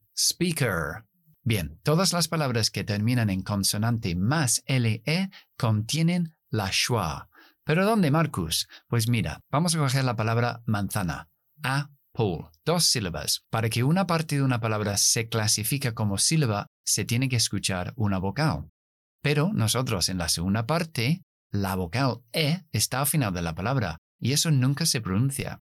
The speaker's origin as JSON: {"language": "Spanish", "region": "England", "country": "United Kingdom", "accent": "British", "second_language": "Spanish", "said": "Esto es el acento británico. Nosotros no pronunciamos las \"-r\", después de las vocales. Si yo fuera estadounidense, metería una R después de la última schwa"}